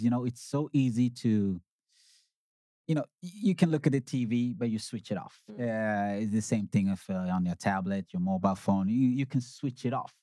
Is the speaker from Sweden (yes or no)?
yes; Sweden; also born or lived in Uganda; I was born in Uganda. I came to Sweden in 1987. I was five years then